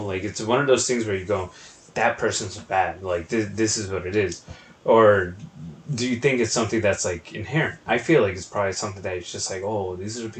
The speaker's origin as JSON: {"language": "English", "region": "New York", "country": "United States", "tie": "born or raised there", "said": "So for the people that don't know, we grew up in New York, like, yeah. And not just like buttfuck nowhere, New York, Oswego, like"}